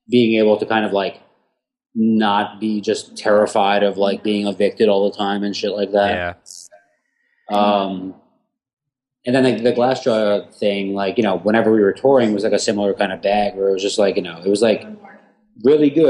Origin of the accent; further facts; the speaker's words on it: Houston, Texas, United States; now in New York, United States; when me and my ex broke up and I moved from Houston to like New York